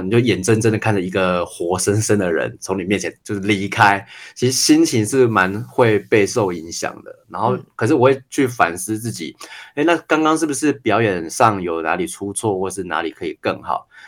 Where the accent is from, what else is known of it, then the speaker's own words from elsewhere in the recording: Tainan, Taiwan; 我是台南长大的，然后我爸爸，我阿嬷都希望我以后可以当医生